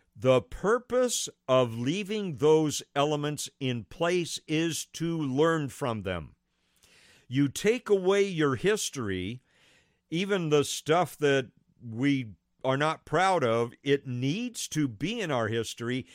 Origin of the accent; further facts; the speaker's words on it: United States; I'm an American